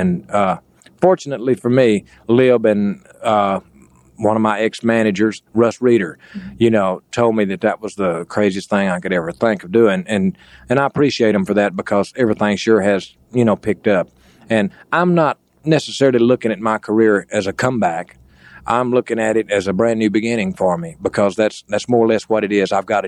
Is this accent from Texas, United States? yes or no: yes; Texas, United States; Me being a Texan